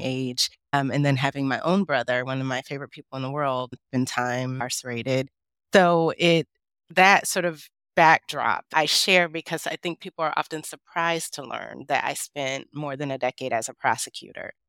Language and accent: English; Detroit, Michigan, United States; I grew up in Detroit, Michigan